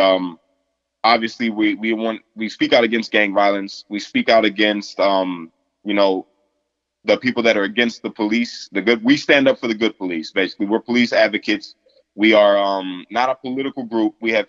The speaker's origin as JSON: {"language": "English", "country": "United States", "said": "I feel in my heart, I'm like the epitome of an American because I'm biracial."}